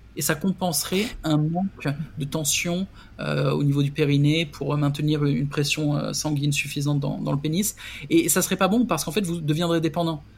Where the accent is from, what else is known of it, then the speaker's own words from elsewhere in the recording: France; moved away; je suis français